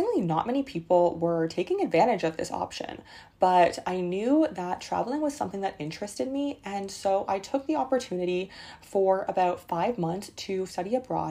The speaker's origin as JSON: {"language": "English", "country": "Canada", "tie": "born or raised there", "said": "I was growing up in Canada in a small town, and I wanted to live in the big city."}